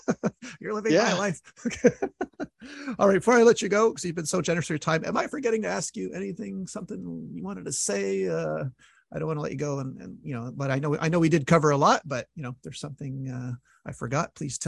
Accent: Montreal, Quebec, Canada; reason I stayed almost 10 years because I'm from Montreal. You know how cold it gets here.

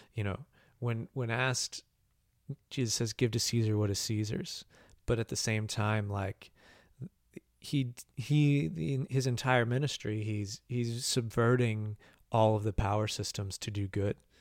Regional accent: Bloomington, United States; the Switch Yard in Bloomington, uh, my hometown

